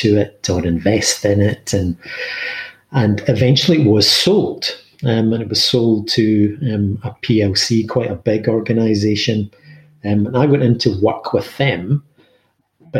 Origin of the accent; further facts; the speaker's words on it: Glasgow, Scotland, United Kingdom; I was born in Glasgow, schooled in comprehensive school in Glasgow